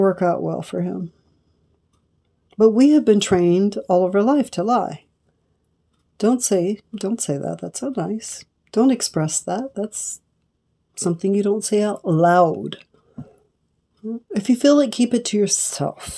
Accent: Los Angeles, California, United States; I'm from Los Angeles, not too far from Compton

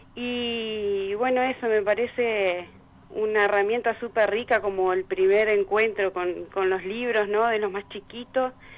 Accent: Salto, Uruguay; moved away as an adult; also born or lived in Montevideo; soy de acá, viví unos años en Montevideo, pero ahora ya hace como cuatro años que volvimos para Salto

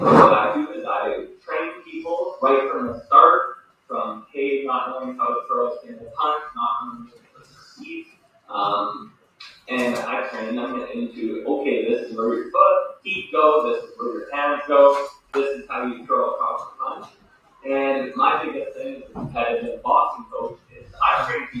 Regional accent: Lloydminster, Alberta, Canada; also born or lived in Medicine Hat; I was born and raised here in Lloydminster. However, in my high school days, I spent that time as well as college in Medicine Hat.

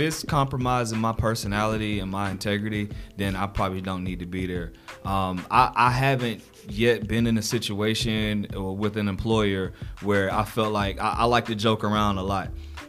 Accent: the South, United States; If I'm just kicking it with the homies, I'm from the South. A lot of times I might not enunciate a lot of my words.

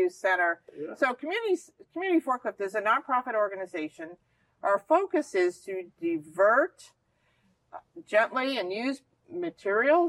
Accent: New Jersey, United States; moved away; where I grew up in New Jersey

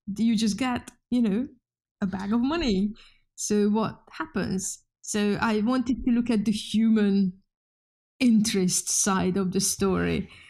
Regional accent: Hungary; English is a second language; moved away as an adult; now in Oulu, Finland; I'm, I'm Hungarian. I was born in Hungary. and went to university in Hungary

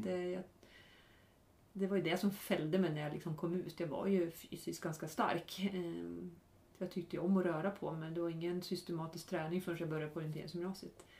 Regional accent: Norrland, Sweden; moved away; både du och jag är från Norrland

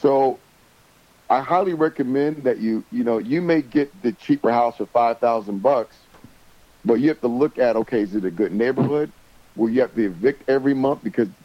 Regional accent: Toledo, Ohio, United States; moved away; I'm from Toledo, Ohio, which is 30 minutes south from Detroit

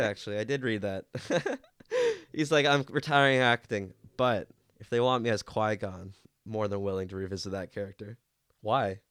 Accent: Canada; I have a, a soft spot for him

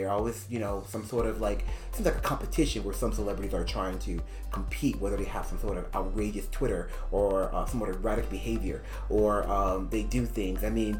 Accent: United States; as a Black person, as an American bi guy

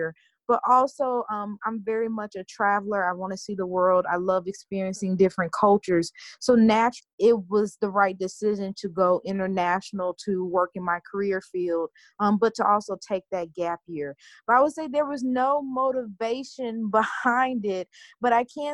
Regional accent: Dallas, Texas, United States; also born or lived in Cape Town, South Africa / Oklahoma; I am a Southern Dallas, Texas native

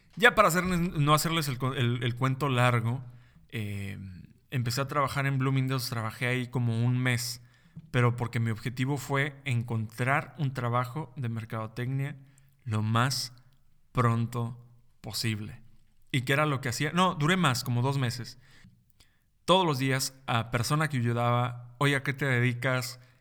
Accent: Mexico; also born or lived in New York / Tijuana; Aquí en, en mi país, México.

